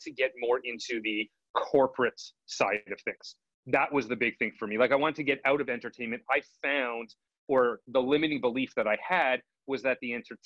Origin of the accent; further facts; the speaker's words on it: Montreal, Quebec, Canada; moved away as an adult; now in Toronto, Canada; I grew up in Montreal, Canada, and it's a little different.